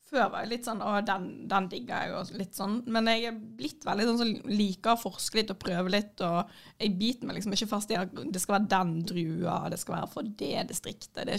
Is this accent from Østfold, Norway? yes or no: no; Florø, Vestland, Norway; Jeg kommer fra Florø, jeg hater